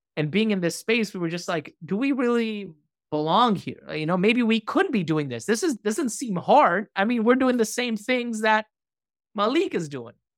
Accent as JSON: {"language": "English", "region": "New York", "country": "United States", "tie": "born or raised there", "said": "we grew up, you know, as a New Yorker, these institutions were around us"}